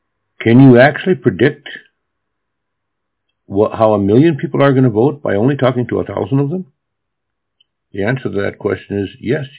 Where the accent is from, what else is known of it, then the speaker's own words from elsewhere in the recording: Japan; English is a second language; also born or lived in Williston, United States; When I was a kid, I grew up in Japan, but I lived for 4 years of my childhood in North Dakota, a small town in North Dakota.